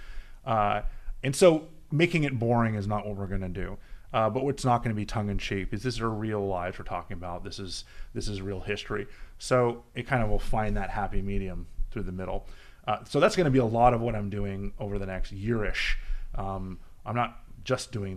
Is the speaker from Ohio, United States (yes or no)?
no; Miami, Florida, United States; now in Washington, D.C., United States; We grew up in Miami together